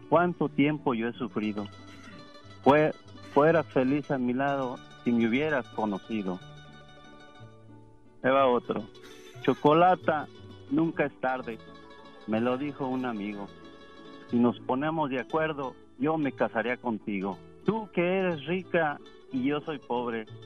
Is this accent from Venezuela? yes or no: no; Zacatecas, Mexico; Bueno, gracias. Zacatecas.